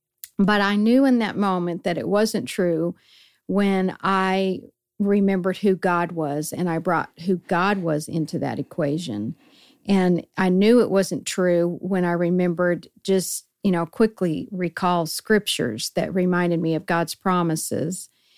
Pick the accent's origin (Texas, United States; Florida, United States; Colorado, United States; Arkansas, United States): Colorado, United States; unlike where I grew up in Colorado.